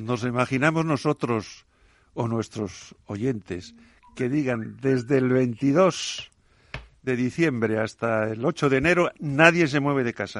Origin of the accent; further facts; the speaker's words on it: A Coruña, Galicia, Spain; una paisana mía de, de, la, de la, Coruña